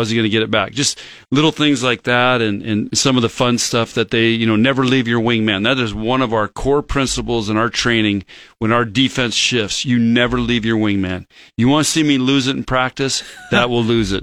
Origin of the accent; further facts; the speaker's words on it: Chula Vista, California, United States; now in Nebraska, United States; I grew up in Chula Vista as a kid